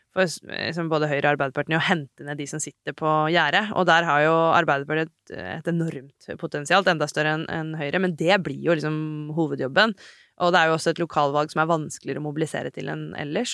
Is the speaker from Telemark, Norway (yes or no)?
no; Hadeland, Innlandet, Norway; Jeg kommer fra Hadeland